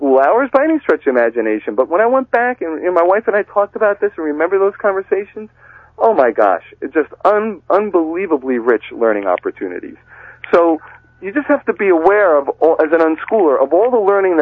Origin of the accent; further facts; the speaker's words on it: Massachusetts, United States; my home state of Massachusetts